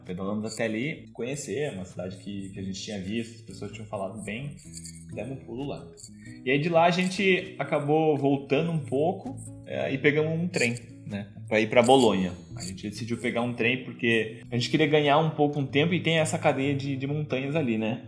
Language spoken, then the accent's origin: Portuguese; Brazil; a gente é do Brasil